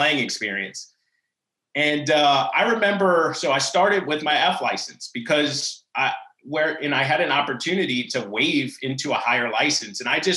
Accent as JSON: {"language": "English", "town": "New Orleans", "region": "Louisiana", "country": "United States", "tie": "born or raised there", "said": "to have grown up in New Orleans"}